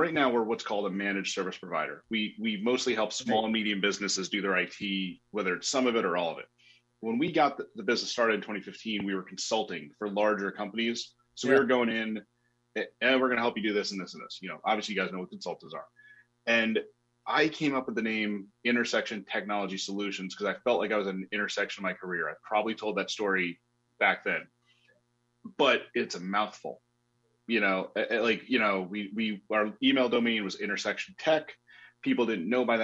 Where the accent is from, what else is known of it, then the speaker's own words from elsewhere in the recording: Orange County, New York, United States; moved away as an adult; now in Orlando, United States; I grew up in New York, in upstate